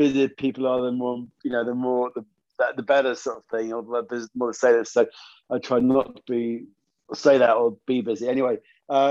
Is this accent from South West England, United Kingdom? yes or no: yes; St Agnes, South West England, United Kingdom; I'm … from St Agnes